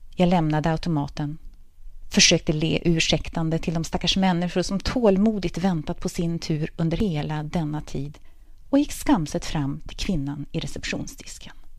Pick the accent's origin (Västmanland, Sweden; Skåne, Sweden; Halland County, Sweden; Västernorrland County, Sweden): Västernorrland County, Sweden; Örnsköldsvik; moved away as an adult; also born or lived in Linköping; tre fantastiska gymnasieår på samhällsvetenskapliga linjen på Parkskolan i Örnsköldsvik